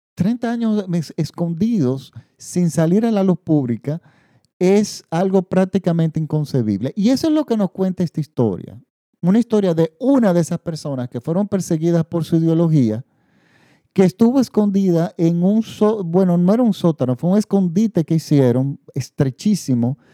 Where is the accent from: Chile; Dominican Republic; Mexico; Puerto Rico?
Dominican Republic; En mi país